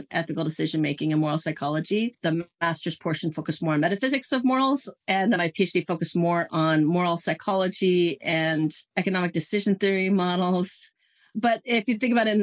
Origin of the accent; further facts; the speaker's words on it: Silicon Valley, California, United States; now in Santa Cruz Mountains, United States; I grew up in the Silicon Valley that very much married me to tech in so many ways